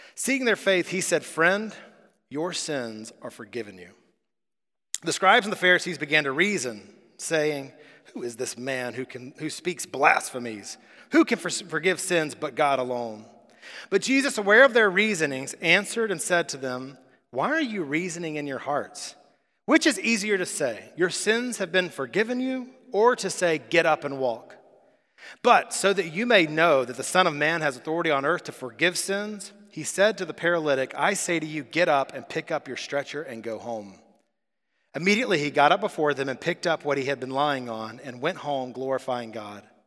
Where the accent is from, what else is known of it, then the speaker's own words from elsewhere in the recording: United States; we're American